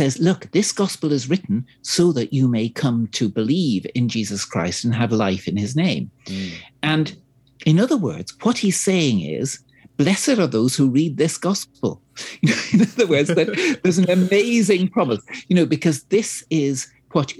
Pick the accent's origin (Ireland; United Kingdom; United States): Ireland; Dublin, Leinster; I'm Irish myself, of course, I'm from the small Anglican Church of Ireland in, you know, 3% in Dublin.